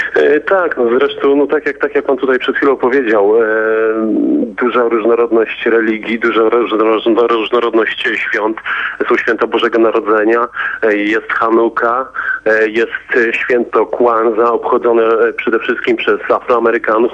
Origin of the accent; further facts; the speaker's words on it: Poland; now in United States; jak wygląda to u nas w Europie, w Polsce